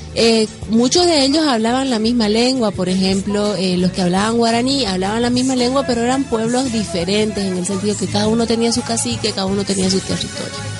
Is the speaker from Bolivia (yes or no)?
yes; Bolivia; unos somos ah, bolivianos